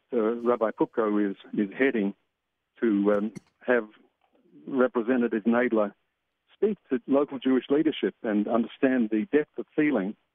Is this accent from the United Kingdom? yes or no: no; Australia; moved away as an adult; now in Israel; I'm from Australia